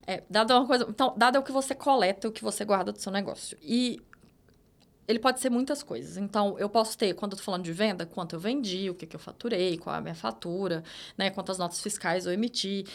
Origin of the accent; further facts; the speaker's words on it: interior of Minas Gerais, Brazil; sou de Minas, interior de Minas.